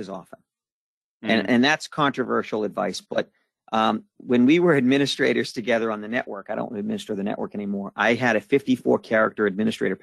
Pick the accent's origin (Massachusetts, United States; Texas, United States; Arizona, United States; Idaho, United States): Massachusetts, United States; Boston; I'm from Boston